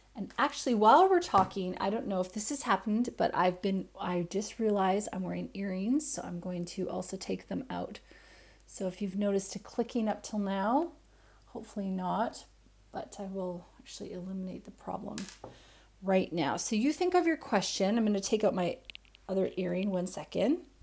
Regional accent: Canada; moved away as an adult; now in Australia; I'm Canadian, I live in Australia

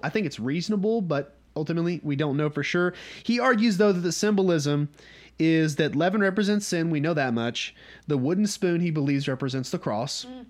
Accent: North Georgia, United States; we're from North Georgia

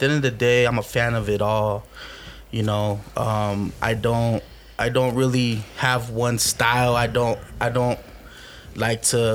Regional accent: Albuquerque, New Mexico, United States; I grew up in the hood in Albuquerque

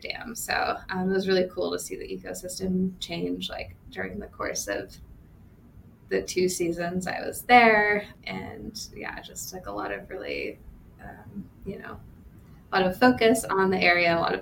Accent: Seattle, Washington, United States; moved away as an adult; also born or lived in California; now in Montana, United States; I grew up in the Seattle area in Western Washington

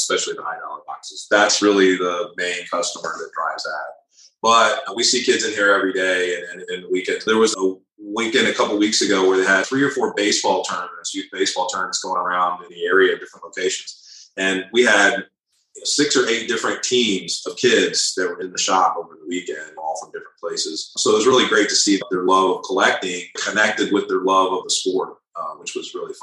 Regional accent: Northern Virginia, United States; moved away as an adult; also born or lived in Tulsa, Oklahoma / Dallas / Atlanta / Chicago; Tulsa, Oklahoma, which is where I was born. Didn't grow up there. I grew up in Northern Virginia, came back to Tulsa after high school

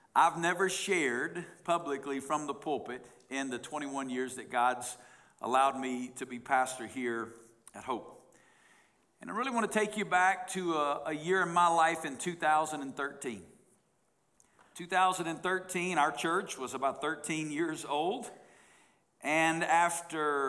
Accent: the Bible Belt, United States; moved away as an adult; now in Las Vegas, United States; I grew up in the Bible Belt

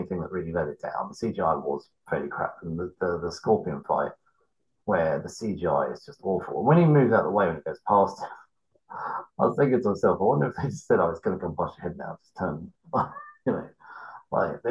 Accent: England, United Kingdom; I get crap for being English a lot.

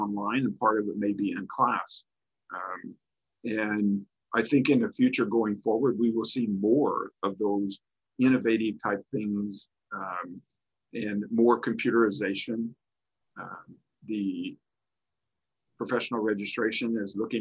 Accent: Farmington, Missouri, United States; I'm originally from Farmington, Missouri. Graduated high school there

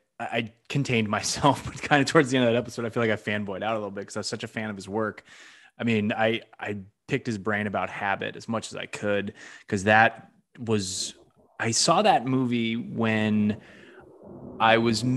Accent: Western Massachusetts, United States; I think it was playing at some art house theater near where I grew up. I'm from New England too. I'm from Massachusetts. I'm from Western Mass.

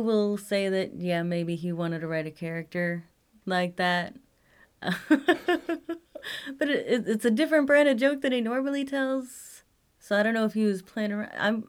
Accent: Midwest, United States; accent: Midwestern; my Midwestern accent.

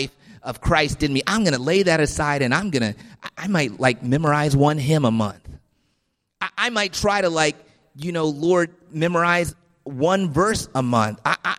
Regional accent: Washington, District of Columbia, United States; While I was a young man growing up in Washington, D.C., in church every Sunday from before I was born, but just living my life as I wanted to, God pardoned me.

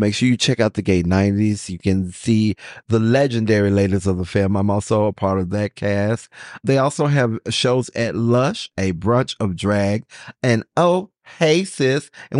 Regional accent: United States; speaking as a Black American, you're so blessed.

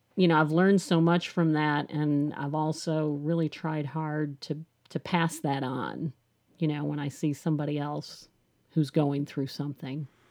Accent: Chicago, Illinois, United States; now in Nashville, United States; I've lived in Nashville for twenty-six, seven years, twenty, almost twenty-seven years. but I'm from Chicago

